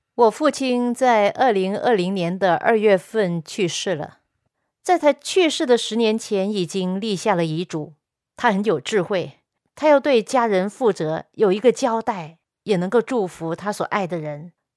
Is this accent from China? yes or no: yes; China; 我们中国人